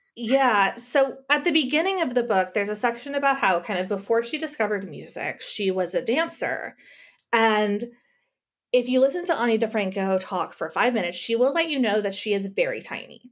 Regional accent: El Paso, Texas, United States; moved away; I grew up in El Paso, Texas, on the border with Ciudad Juar-, Juarez.

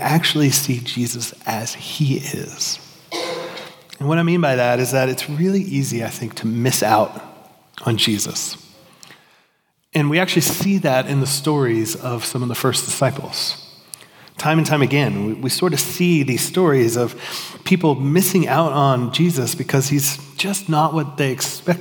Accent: Miami, Florida, United States; now in Georgia, United States; I grew up in Miami, we didn't have seasons

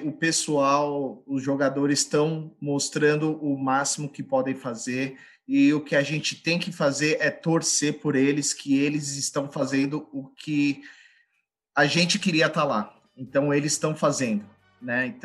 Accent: Brazil; E eu sou brasileiro, não desisto nunca

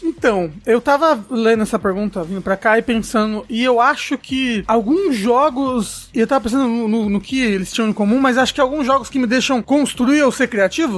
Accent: Porto Alegre, Rio Grande do Sul, Brazil; Sou de Porto Alegre

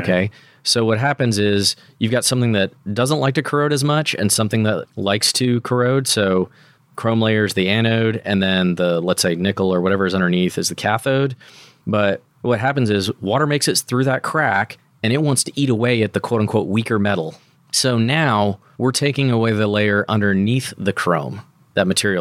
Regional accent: United States; as an American

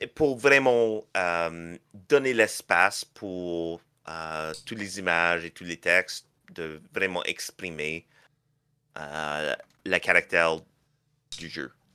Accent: Canada; je suis canadien

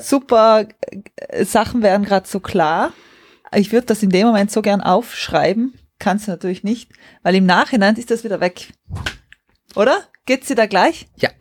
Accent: South Tyrol, Trentino-Alto Adige, Italy; moved away; ich komme ja aus Südtirol

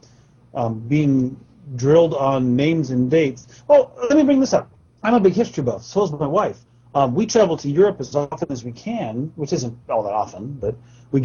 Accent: Porterville, California, United States; we grew up in Porterville

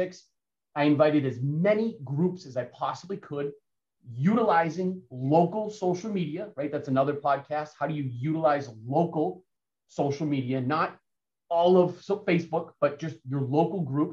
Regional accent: Central Massachusetts, United States; also born or lived in Hopkinton; where I grew up in Central Mass

